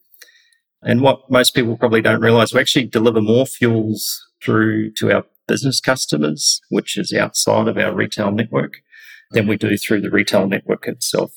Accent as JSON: {"language": "English", "country": "New Zealand", "tie": "born or raised there", "moved": "as an adult", "lives_now": "Australia", "said": "I was born and raised in New Zealand."}